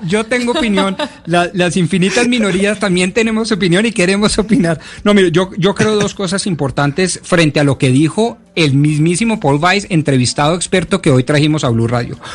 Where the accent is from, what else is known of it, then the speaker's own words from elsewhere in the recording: Colombia; nosotros como colombianos